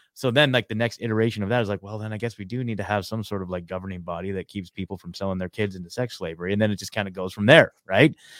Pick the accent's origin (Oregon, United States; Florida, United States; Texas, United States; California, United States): Oregon, United States; moved away as an adult; also born or lived in Eugene, Oregon; now in Nashville, United States; I, I born and raised in Oregon, I lived in Eugene, Oregon for the last, uh, you know, ten years